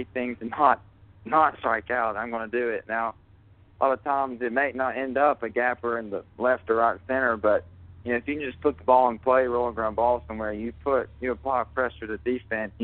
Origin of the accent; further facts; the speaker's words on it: Coleman, United States; growing up in Coleman and playing at Coleman High School